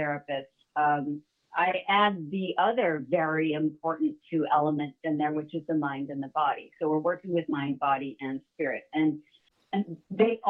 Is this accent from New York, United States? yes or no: yes; upstate New York, United States; also born or lived in Illinois / Manhattan / Rockland County / New Mexico; I was born in Illinois, but I was only there for about 3 to 6 weeks. I think it was 6 weeks. And then I moved to New York State, upstate. And I've essentially been a New Yorker my whole life